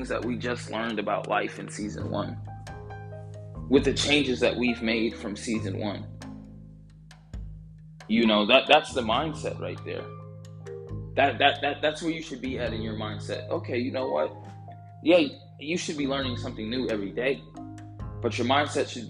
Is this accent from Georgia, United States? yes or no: yes; Georgia, United States; I'm from Georgia